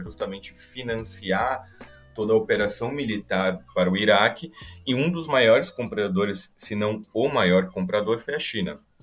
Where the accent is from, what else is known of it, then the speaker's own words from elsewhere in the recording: São Paulo, Brazil; eu sou de São Paulo, convivi muito, que são os armênios